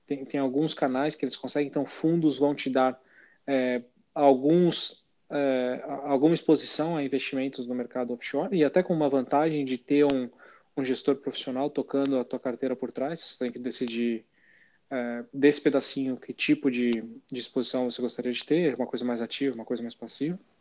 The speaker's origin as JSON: {"language": "Portuguese", "country": "Brazil", "said": "a gente como brasileiro tem pouca, tem pouco hábito de investir fora do nosso país"}